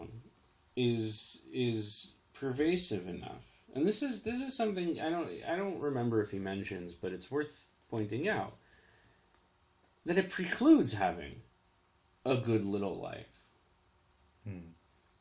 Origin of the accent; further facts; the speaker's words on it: United States; I'm the American in this conversation